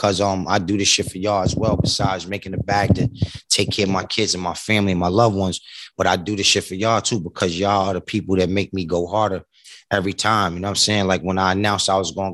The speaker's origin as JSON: {"language": "English", "town": "New York City", "region": "New York", "country": "United States", "also_born_or_lived": "Lower East Side, Manhattan", "said": "I come from Far Rockaway, Queens, and living in Lower East Side, Manhattan. Nigga never really left New York, period"}